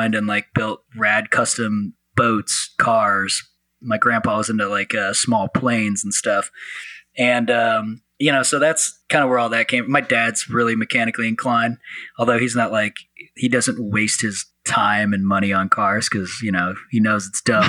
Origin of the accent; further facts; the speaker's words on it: St. Louis, Missouri, United States; moved away as an adult; also born or lived in Memphis, Tennessee; now in Los Angeles, United States; So originally I'm from St. Louis, Missouri. You know, I grew up in both St. Louis, Missouri and then Memphis, Tennessee.